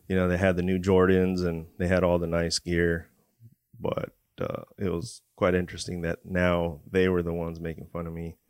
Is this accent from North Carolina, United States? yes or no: no; Port Hueneme, California, United States; also born or lived in Oxnard, California; I was born in Port Wanyamie, California. Um, growing up in Port Wanyamie and Oxnard, right next to the C B base